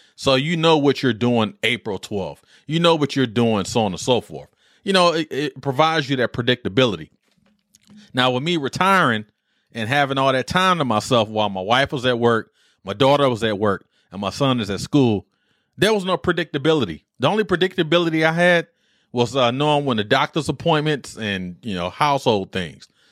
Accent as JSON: {"language": "English", "town": "Detroit", "region": "Michigan", "country": "United States", "tie": "born or raised there", "moved": "yes", "said": "growing up in Detroit"}